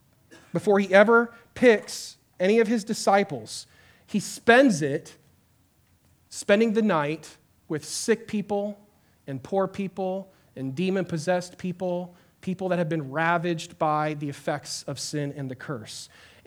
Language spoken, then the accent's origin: English; Santiago, Santiago Metropolitan Region, Chile; I grew up in Chile, South America, in the city of Santiago. It's a mega metropolis of 7 million people. And my parents moved there when I was in the fifth grade to be missionaries.